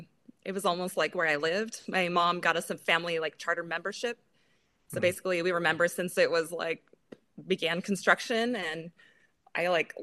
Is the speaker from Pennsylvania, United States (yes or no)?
no; Boise, Idaho, United States; also born or lived in Seattle; Pretty much. I grew up kind of outside of Boise on a farm. And then I did live in Seattle for just under a year.